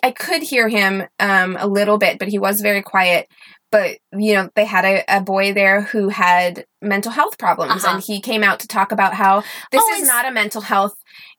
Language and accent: English; Missouri, United States; I am from Southern Missouri, or I've lived a lot of places, but that's home to me.